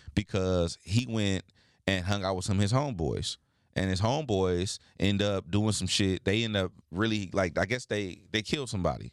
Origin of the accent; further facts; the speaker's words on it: United States; as a black man growing up in America